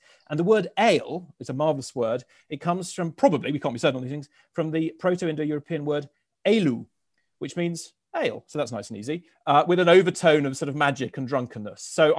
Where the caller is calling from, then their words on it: South London, London, United Kingdom; I'm calling from South London, and I've nominated the drink.